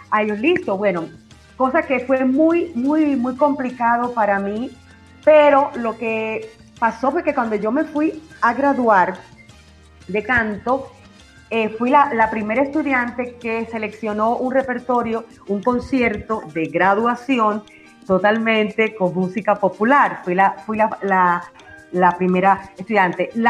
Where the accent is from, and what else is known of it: Sagua de Tánamo, Holguín, Cuba; moved away as an adult; now in Medellín, Colombia